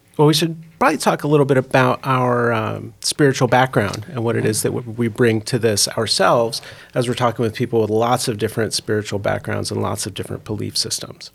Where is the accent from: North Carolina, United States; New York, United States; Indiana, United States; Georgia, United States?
Indiana, United States; I grew up also in the Midwest, up in Indiana